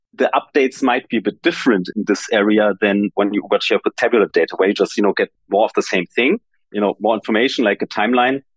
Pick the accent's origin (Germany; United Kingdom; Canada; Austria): Germany; I come from Germany